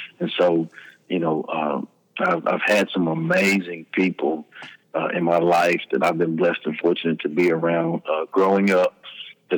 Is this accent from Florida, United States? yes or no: no; Hearne, Texas, United States; also born or lived in Dallas, Texas; We moved to my mother's hometown, which is Hearn, Texas, which is close to Bryan-College Station, where Texas A&M University is